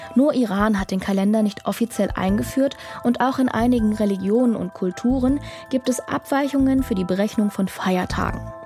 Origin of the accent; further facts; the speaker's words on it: Dresden, Saxony, Germany; moved away; also born or lived in Cologne; in meiner Heimatstadt Dresden